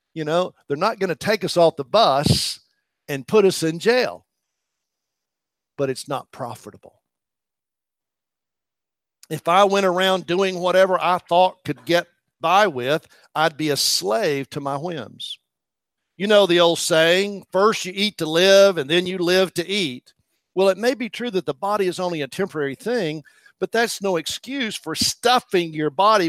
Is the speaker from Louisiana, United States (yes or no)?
no; East Tennessee, United States; Part of the culture that I grew up in East Tennessee